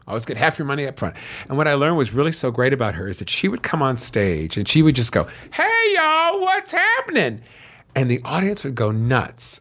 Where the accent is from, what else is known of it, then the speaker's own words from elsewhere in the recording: Los Angeles, California, United States; also born or lived in New York; I was born in New York, but I was a year old when we moved to Los Angeles.